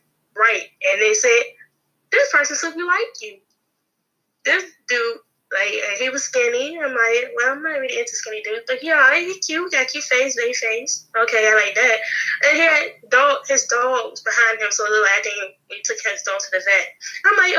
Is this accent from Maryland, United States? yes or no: yes; Capitol Heights, Maryland, United States; I'm from Capitol Heights